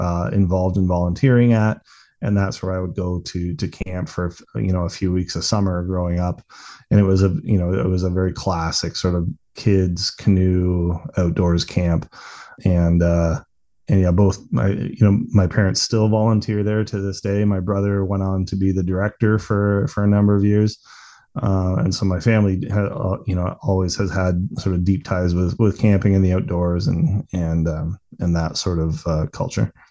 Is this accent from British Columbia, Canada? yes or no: no; Bracebridge, Ontario, Canada; also born or lived in Newmarket, Ontario; we moved from the Newmarket area when I was nine years old up into a rural area east of Bracebridge, and that's where I grew up